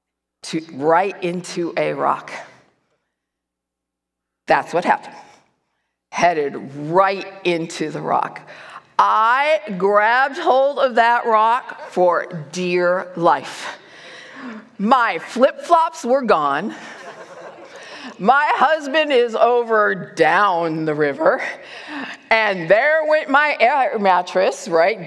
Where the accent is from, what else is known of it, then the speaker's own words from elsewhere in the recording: Chicago, Illinois, United States; moved away as an adult; now in Nevada, United States; When I first moved to Nevada, I moved from Chicago